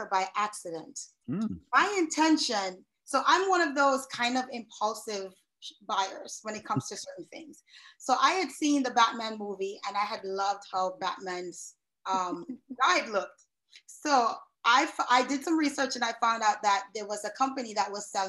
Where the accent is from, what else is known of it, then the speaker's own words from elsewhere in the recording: New York City, New York, United States; moved away as an adult; also born or lived in Kingston, Jamaica; now in South Florida, United States; originally I hail from Kingston, Jamaica, but I spent most of my youth in New York City, representing the great borough of Queens